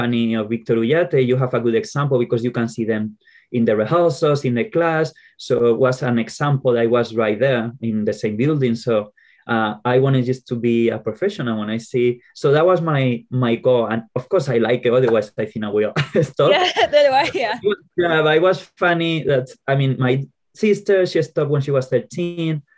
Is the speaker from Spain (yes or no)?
yes; Colmenar Viejo, Community of Madrid, Spain; English is a second language; moved away; I grew up in this little town